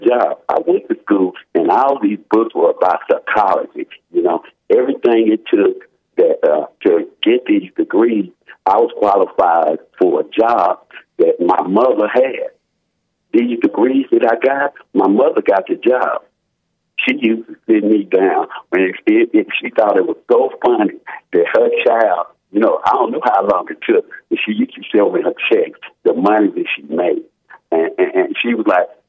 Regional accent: United States; I was born in America. I told you I was born in on the west side in 1963

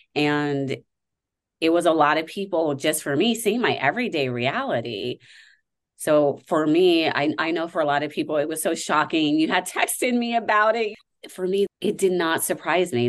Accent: Nevada, United States; my home state

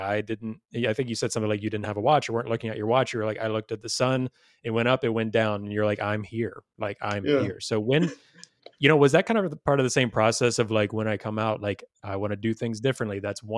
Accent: the South, United States; Growing up in the South, it's like you like I, you know, even me being vegan growing up in the South, I still go, you know, when I go home

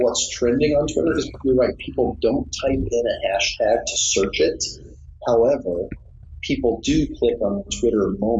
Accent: Omaha, Nebraska, United States; also born or lived in Lincoln, Nebraska; now in Los Angeles, United States; I'm from Omaha, Nebraska. I went to school in Lincoln, Nebraska

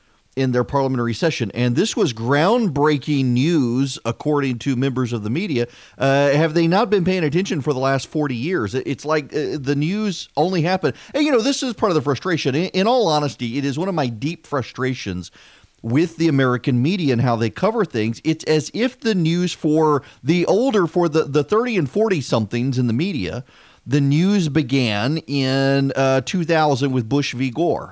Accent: Dubai, United Arab Emirates; Growing up in Dubai, we would have Friday and Saturday off from school.

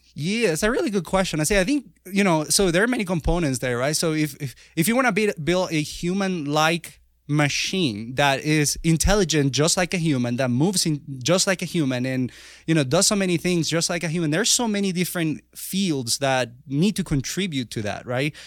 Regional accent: Venezuela; moved away as an adult; now in United States; I was born in Venezuela

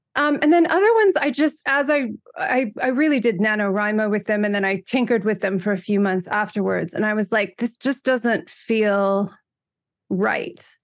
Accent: United States; moved away as an adult; also born or lived in Europe; I grew up in America

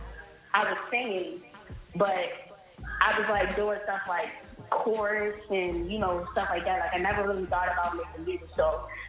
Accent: Baltimore, Maryland, United States; I'm from Baltimore, Maryland

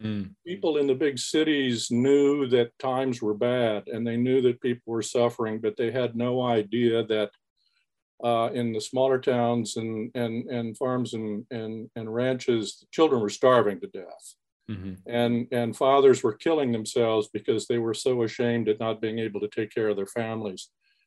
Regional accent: Montana, United States; now in San Antonio, United States; I'm originally from Montana. I was born 30 miles from the Canadian border. I've lived in South Texas, San Antonio, since about the early 60s.

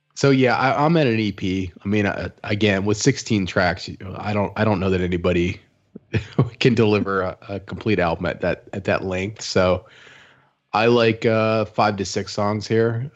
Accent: Midwest, United States; moved away as an adult; now in Austin, United States; being a Midwesterner who moved here three years ago

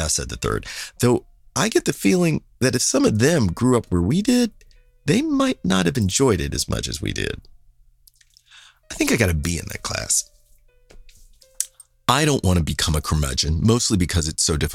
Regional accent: Kansas City, United States; moved away as an adult; I was from Kansas City

